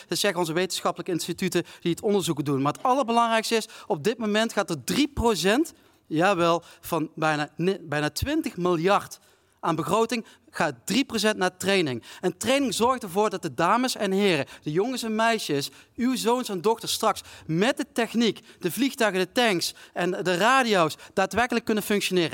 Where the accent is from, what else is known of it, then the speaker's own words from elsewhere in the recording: South Limburg, Netherlands; Ik kom zelf uit Zuid-Limburg